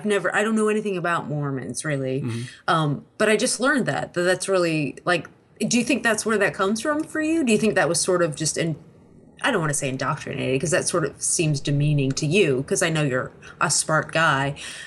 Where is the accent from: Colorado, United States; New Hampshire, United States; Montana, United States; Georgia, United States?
New Hampshire, United States; I grew up in New Hampshire, so to me, we're all about, fuck all y'all, we don't need your rules, we're on our own.